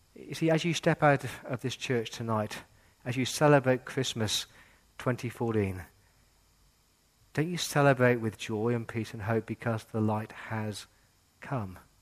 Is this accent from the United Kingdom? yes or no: yes; England, United Kingdom; now in Australia; I grew up in England in the 80s with the IRA